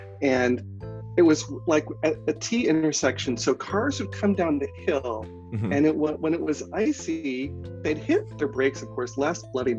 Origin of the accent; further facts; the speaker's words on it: Michigan, United States; moved away as an adult; also born or lived in Chicago; now in San Jose, United States; I grew up in Michigan, but so, you know, four seasons in Michigan, but now I live in California in San Jose, about an hour south of San Francisco.